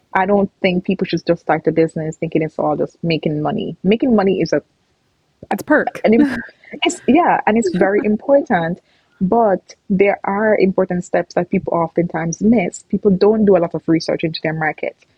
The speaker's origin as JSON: {"language": "English", "country": "Jamaica", "tie": "born or raised there", "moved": "as an adult", "lives_now": "Canada", "said": "I grew up in Jamaica. I'm Jamaican, and I came to Canada in 2016"}